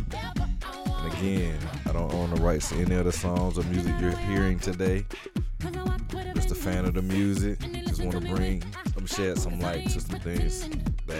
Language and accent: English; Atlanta, Georgia, United States; I am from Atlanta.